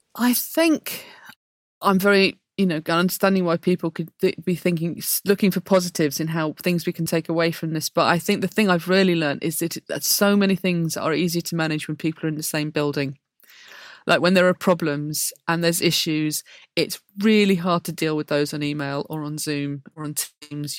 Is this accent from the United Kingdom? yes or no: yes; Blackburn, North West England, United Kingdom; I grew up in Blackburn